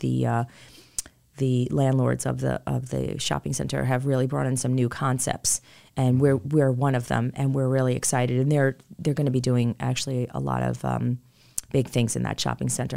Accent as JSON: {"language": "English", "town": "New York City", "region": "New York", "country": "United States", "tie": "born or raised there", "also_born_or_lived": "Rockville Centre, New York", "moved": "as an adult", "lives_now": "Charlotte, United States", "said": "my husband and I are born and raised in New York, in, uh, Queens, New York, to be specific"}